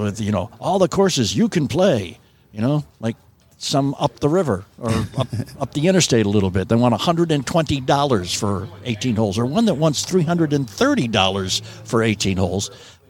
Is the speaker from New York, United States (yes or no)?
yes; New York, United States; now in Louisville, United States; I'm from New York